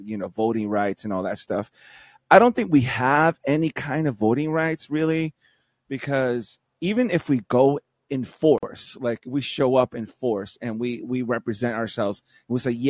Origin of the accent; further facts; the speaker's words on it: New York City, New York, United States; moved away as an adult; now in Florida, United States; I'm from New York also, from Brooklyn